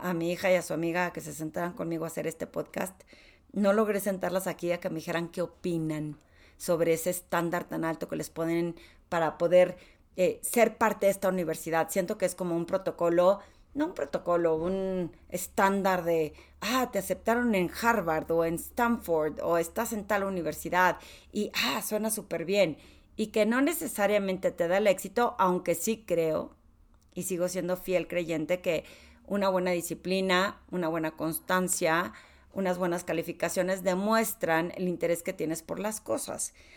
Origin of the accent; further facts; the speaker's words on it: Torreón, Coahuila, Mexico; soy de Torreón